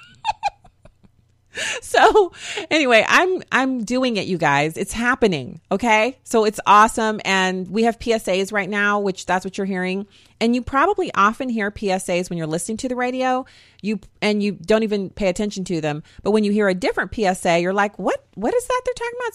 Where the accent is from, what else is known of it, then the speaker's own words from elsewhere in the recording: United States; I'm an American